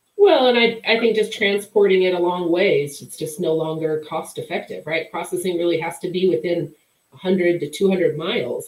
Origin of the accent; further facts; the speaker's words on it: Wyoming, United States; I grew up in Wyoming